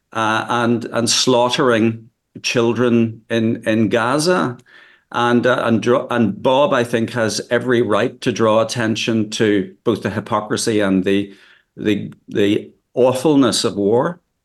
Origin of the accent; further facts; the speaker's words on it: Northern Ireland, United Kingdom; I come from Northern Ireland, as you can probably judge from my accent